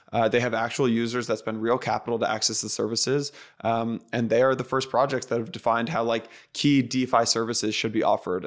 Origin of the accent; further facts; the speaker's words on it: outside San Francisco, California, United States; I grew up outside San Francisco